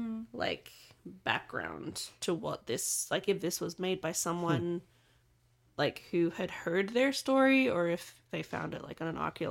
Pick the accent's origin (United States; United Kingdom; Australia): Australia; I'm not just saying this as an Aussie